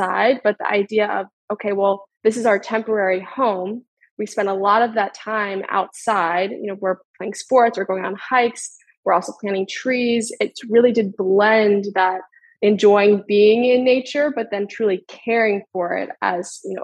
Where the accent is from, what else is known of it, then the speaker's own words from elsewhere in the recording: Northern Virginia, United States; I grew up in the Northern Virginia area, the DMV for anyone familiar. I grew up there about 30 minutes outside of DC